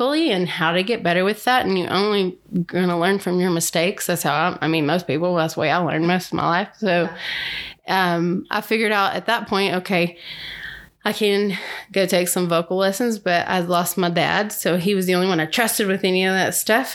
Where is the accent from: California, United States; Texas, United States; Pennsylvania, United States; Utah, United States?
Texas, United States; Garland; I grew up in Garland